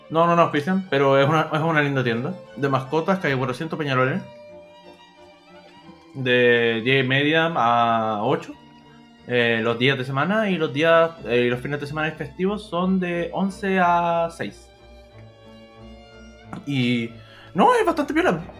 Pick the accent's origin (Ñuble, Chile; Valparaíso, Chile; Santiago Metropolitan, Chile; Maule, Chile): Santiago Metropolitan, Chile; San Bernardo; born there; nací en San Bernardo, así que ahí